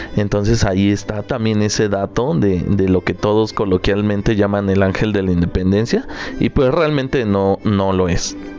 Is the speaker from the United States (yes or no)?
no; Mexico; nosotros los mexicanos